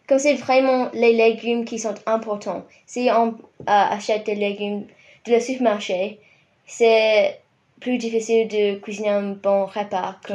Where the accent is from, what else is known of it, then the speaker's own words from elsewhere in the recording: Rotorua, Bay of Plenty, New Zealand; French is a second language; moved away as an adult; now in Christchurch, New Zealand; Je viens de Rotorua dans l'île du Nord